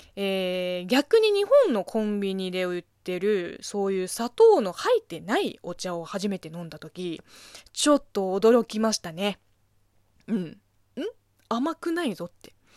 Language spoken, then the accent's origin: Japanese; southern China, China; first language Chinese; Japanese is a second language; moved away as an adult; now in Japan; 中国生まれ、中国育ちの私